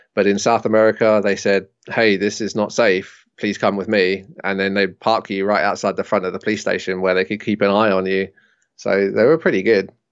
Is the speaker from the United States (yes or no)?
no; Jersey; moved away as an adult; So I decided to go home to Jersey, where I am now